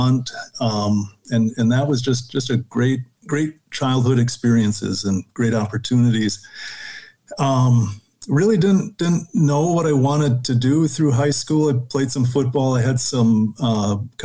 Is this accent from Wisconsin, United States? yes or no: yes; Mequon, Wisconsin, United States; I grew up in Southeast Wisconsin, north of Milwaukee in a city, Mequon